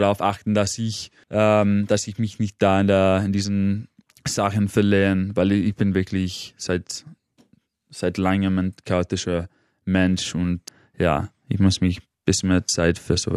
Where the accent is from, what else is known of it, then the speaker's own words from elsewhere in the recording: Manchester, North West England, United Kingdom; moved away as an adult; also born or lived in Cambridge; now in Vienna, Austria; Ich wohne seit acht Jahren in Wien, aber ursprünglich komme ich aus Manchester